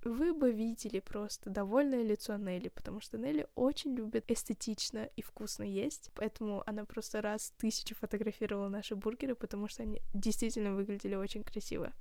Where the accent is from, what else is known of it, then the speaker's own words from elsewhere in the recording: Kazakhstan; я из Казахстана